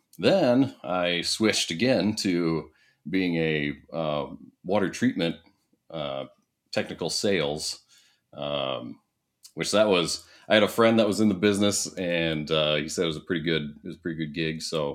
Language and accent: English; Iowa, United States; So, yeah, I went to Iowa State.